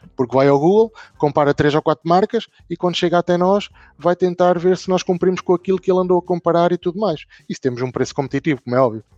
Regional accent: Northern Portugal, Portugal; Eu, eu sou da Zona Norte

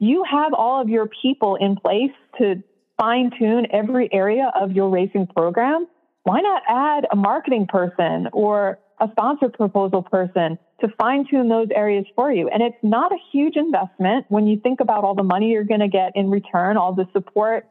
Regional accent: New York City, New York, United States; I grew up in New York City

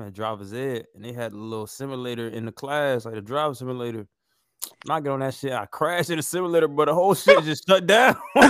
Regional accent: Florida, United States; I'm from Florida

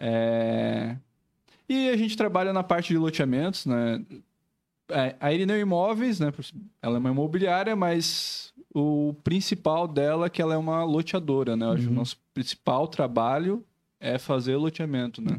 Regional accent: Joinville, Santa Catarina, Brazil; A gente é né, joinvilense mesmo, somos nascidos aqui

